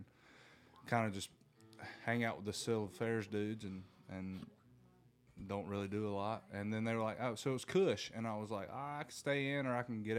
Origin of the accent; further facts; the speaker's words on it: Cochran, Georgia, United States; also born or lived in Germany; I'm from Cochran, Georgia